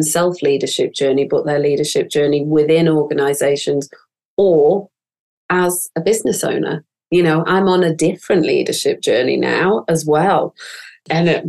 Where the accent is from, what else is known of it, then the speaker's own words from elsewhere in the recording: northern England, United Kingdom; accent: northern; my northern accent